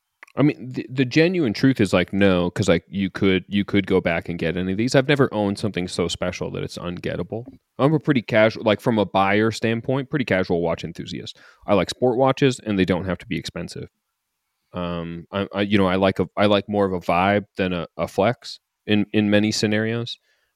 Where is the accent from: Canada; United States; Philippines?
Canada; I'm saying this as a Canadian who's never been to Montreal for the race